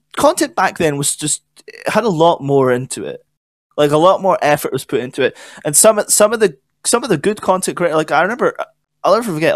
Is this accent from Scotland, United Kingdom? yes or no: yes; Scotland, United Kingdom; I'm Scottish